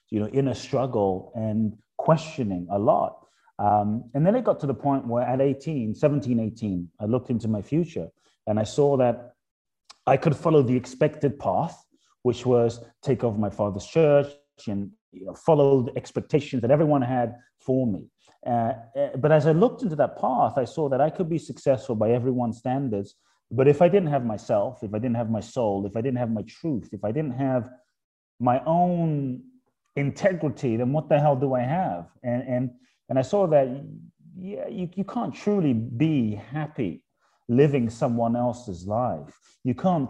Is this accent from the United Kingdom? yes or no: yes; London, United Kingdom; also born or lived in Ghana / Los Angeles, United States; now in Miami, United States; I was born in Ghana, West Africa. My father's from Ghana, my mother's Japanese. I grew up in London, lived in Los Angeles for 20 plus years, now in Miami